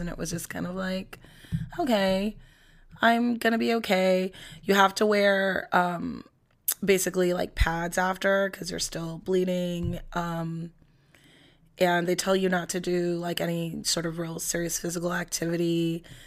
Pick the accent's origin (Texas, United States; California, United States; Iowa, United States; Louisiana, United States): California, United States; Los Angeles; I'm from Los Angeles